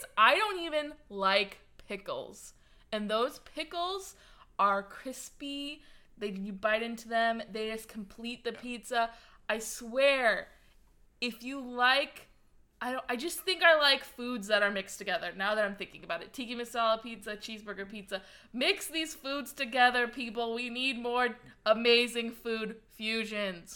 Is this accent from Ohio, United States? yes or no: no; St. Louis, Missouri, United States; I'm from Saint Louis